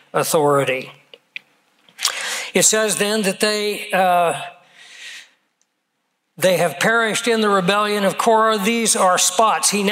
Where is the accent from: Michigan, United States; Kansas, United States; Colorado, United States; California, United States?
Kansas, United States; growing up in Kansas